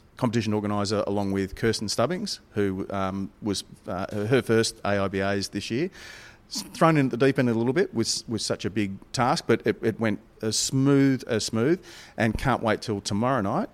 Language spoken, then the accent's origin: English; Melbourne, Victoria, Australia; Melbourne, my hometown